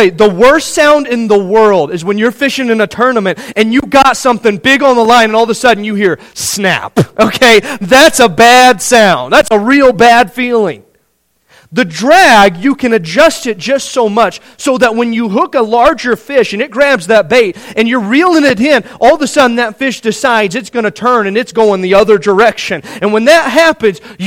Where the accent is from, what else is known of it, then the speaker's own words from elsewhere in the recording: Indiana, United States; Growing up in Indiana